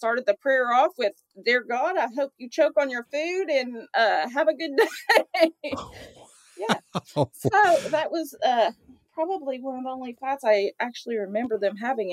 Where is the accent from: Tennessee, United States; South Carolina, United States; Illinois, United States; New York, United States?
Tennessee, United States; Chattanooga; accent: Chattanooga, Tennessee; also born or lived in Michigan; It's a Chattanooga, Tennessee accent. I've been in Chattanooga since 1979